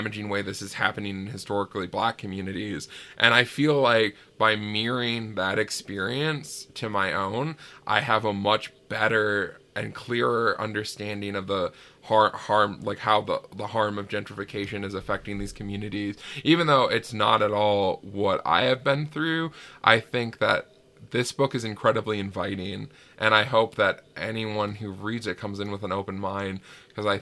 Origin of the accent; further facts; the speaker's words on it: Ely, Minnesota, United States; moved away; this place that I grew up in Ely